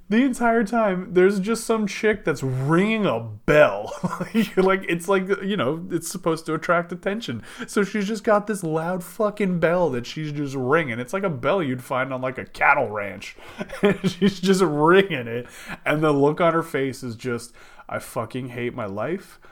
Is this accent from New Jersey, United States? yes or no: yes; New Jersey, United States; also born or lived in Texas; I'm from Jersey